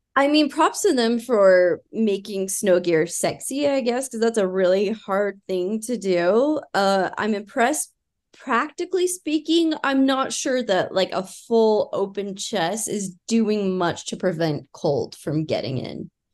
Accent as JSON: {"language": "English", "region": "Utah", "country": "United States", "accent": "Utah", "said": "We're from Utah"}